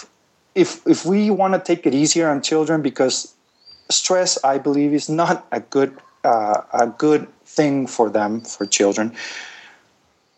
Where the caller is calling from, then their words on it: Guatemala; I'm calling you from Guatemala